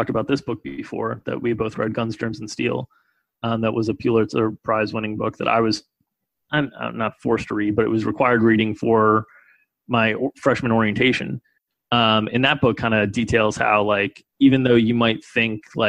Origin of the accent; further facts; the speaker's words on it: United States; I was born in the United States to a well-off family